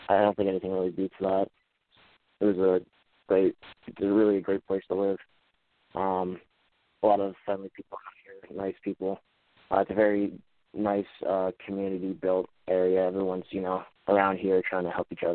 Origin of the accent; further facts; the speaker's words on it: Levittown, Pennsylvania, United States; I'm from Levittown, Pennsylvania, which is about 20 to 25 minutes away from outside of Philadelphia. Life here has been good. My parents basically raised me